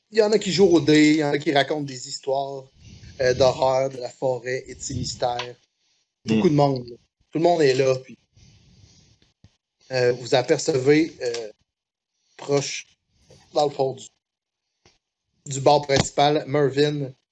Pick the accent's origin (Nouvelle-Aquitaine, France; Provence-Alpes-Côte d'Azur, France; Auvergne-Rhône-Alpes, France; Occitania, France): Provence-Alpes-Côte d'Azur, France; Grasse; de la ville de Grasse. Mais c'est la ville que je vous parlais tantôt, d'où je viens.